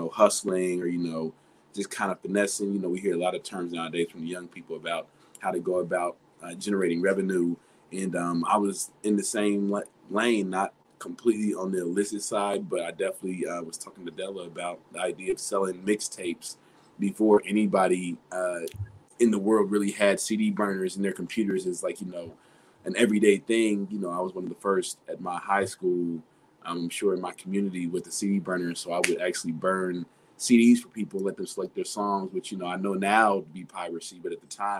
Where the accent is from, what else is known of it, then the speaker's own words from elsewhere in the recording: Dayton, Ohio, United States; I'm from Dayton, Ohio, born and raised